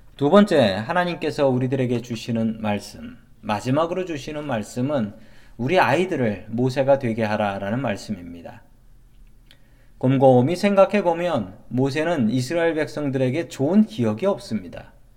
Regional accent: South Korea; moved away as an adult; now in United States

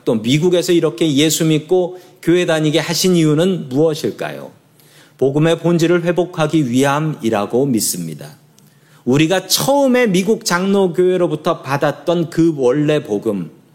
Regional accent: South Korea; now in San Francisco, United States; 제가 그리고 한국 사람인 걸

